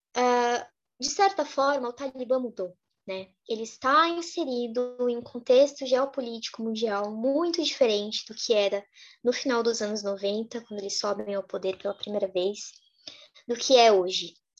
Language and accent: Portuguese; Brazil; also born or lived in Lebanon; enquanto brasileiras a gente conhece essa realidade